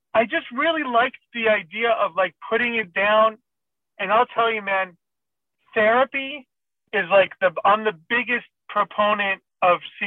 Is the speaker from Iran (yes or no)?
yes; Iran; English is a second language; moved away; I'm a foreigner, I'm from Iran